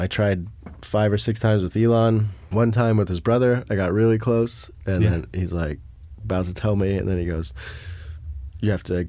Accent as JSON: {"language": "English", "country": "South Africa", "said": "I'm like, hey, I'm from South Africa, too."}